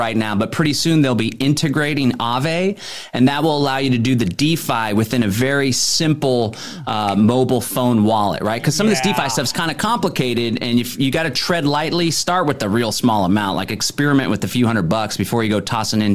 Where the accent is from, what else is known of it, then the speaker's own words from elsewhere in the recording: Austin, Texas, United States; I grew up in Austin, Texas